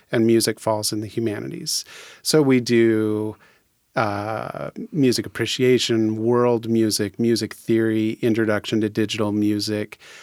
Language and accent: English; Fircrest, Washington, United States; I was born and raised in Faircrest